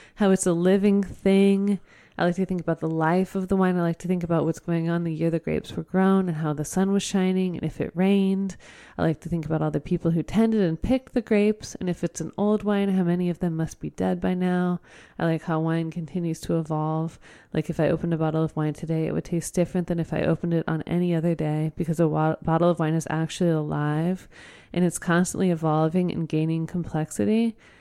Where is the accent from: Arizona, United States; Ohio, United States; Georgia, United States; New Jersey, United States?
Ohio, United States; Oakwood; I grew up in Oakwood